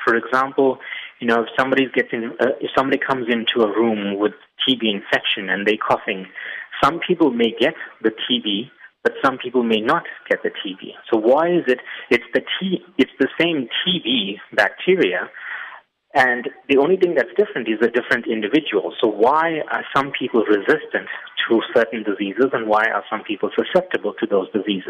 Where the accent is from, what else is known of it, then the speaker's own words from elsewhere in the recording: South Africa; also born or lived in United States; I'm originally from South Africa, but I spent a lot of my time during my PhD in the U.S.